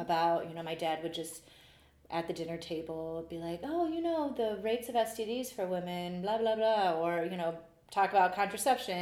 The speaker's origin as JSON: {"language": "English", "town": "Cleveland", "region": "Ohio", "country": "United States", "tie": "born or raised there", "also_born_or_lived": "Lakewood, Ohio / Rocky River, Ohio", "said": "I grew up um, from like first grade on here in Cleveland"}